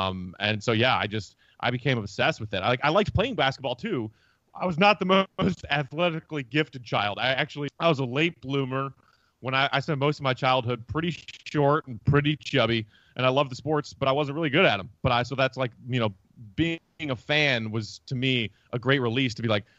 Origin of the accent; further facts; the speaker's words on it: Glen Ellyn, Illinois, United States; So I grew up in Glen Ellyn, which is a suburb out in the northwest suburbs area, and there since I was three.